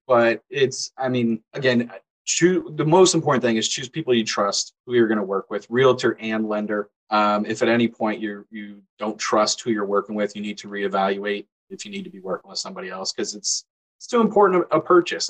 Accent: Orlando, Florida, United States; growing up in Orlando

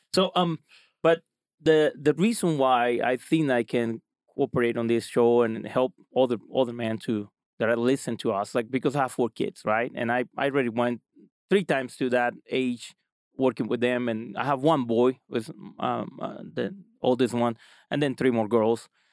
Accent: small town close to Cancun, Quintana Roo, Mexico; moved away as an adult; now in Utah, United States; I'm from Mexico. Um, uh, I live I live there

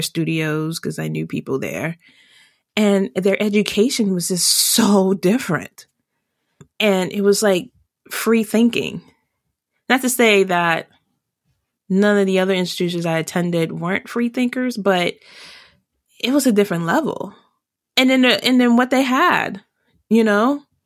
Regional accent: Washington, District of Columbia, United States; I grew up in Chocolate City and I was the majority up until I went into college

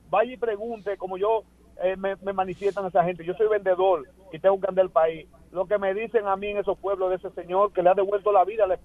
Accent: Santiago de los Caballeros, Santiago, Dominican Republic; yo soy de Santiago

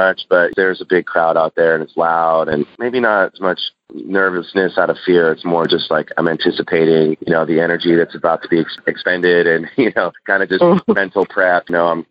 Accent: San Francisco, California, United States; now in San Diego, United States; I was born in San Francisco and been in San Diego since 1994

